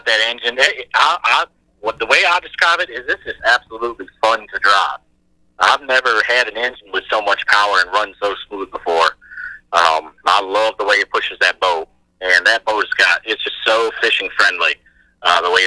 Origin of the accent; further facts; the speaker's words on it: upstate New York, United States; I'm from upstate New York